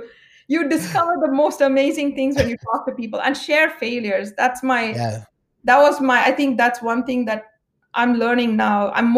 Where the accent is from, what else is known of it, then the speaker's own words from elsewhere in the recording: India; I'm Indian by origin.